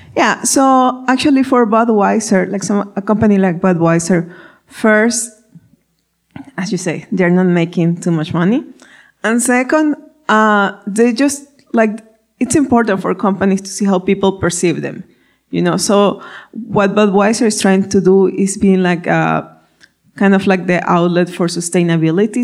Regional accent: Ecuador; first language Spanish; English is a second language; moved away; as you can hear my accent, I'm from I'm Spanish speaking, I'm from Ecuador.

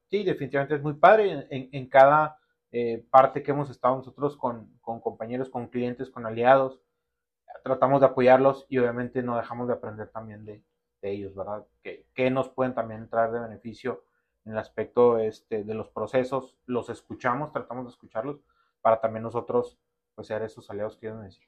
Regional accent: Ciudad Juárez, Chihuahua, Mexico; Soy originario aquí de Ciudad Juárez

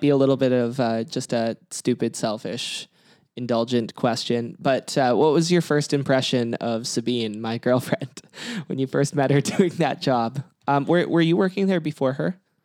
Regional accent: Kelowna, British Columbia, Canada; now in Vancouver, Canada; I'm from Kelowna, which isn't too far away

